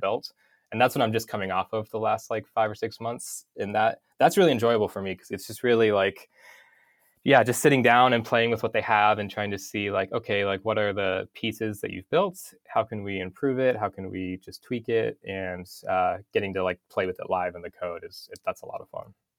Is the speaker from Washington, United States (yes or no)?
no; North Idaho, United States; I grew up in North Idaho, um, in a town of five hundred people